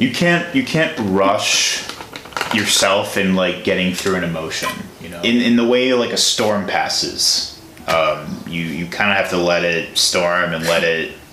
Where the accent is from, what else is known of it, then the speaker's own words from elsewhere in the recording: Tinley Park, Illinois, United States; I'm from Illinois